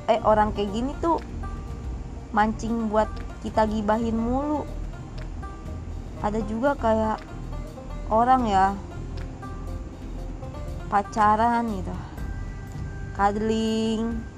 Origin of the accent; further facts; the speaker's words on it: Jakarta, Indonesia; born there; padahal gue asli Padang emang gue lahir di Jakarta